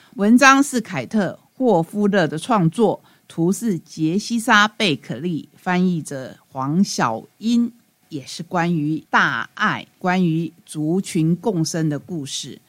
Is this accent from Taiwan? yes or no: yes; Taiwan; 我们台湾话说“鬼牛，鬼牛”